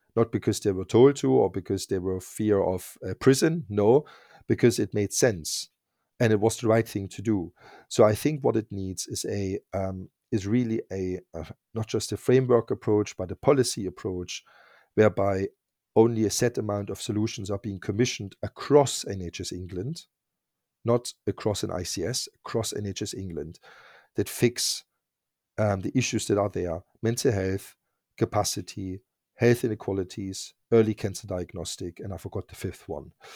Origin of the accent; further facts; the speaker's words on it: East Germany, Germany; English is a second language; moved away as an adult; also born or lived in Berlin; now in United Kingdom; I grew up in East Germany